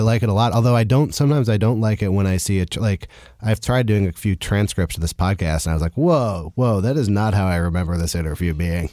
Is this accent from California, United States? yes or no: yes; California, United States; now in New York, United States; I'm also from California, and I remember that when I, when I first moved to New York